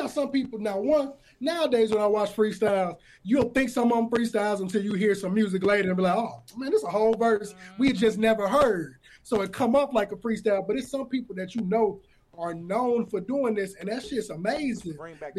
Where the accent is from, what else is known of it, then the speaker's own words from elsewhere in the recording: Aurora, Illinois, United States; I'm from the town, I'm from Aurora. You can be from this city. A lot of people is here Aurora, and they're like, man, where is that? But I'm like, bro, we're the second biggest city. Just, we so close to Chicago, we trapped under that bubble of West Suburb of Chicago.